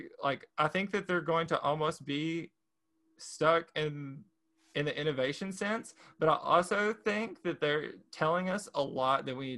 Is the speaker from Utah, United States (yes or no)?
no; Texas, United States; I'm from Texas